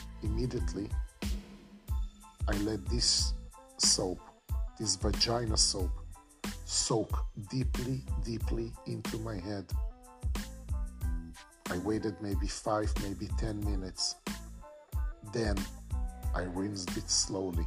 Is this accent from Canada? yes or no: no; Israel; now in Florida, United States; I live in Florida. I was born in Israel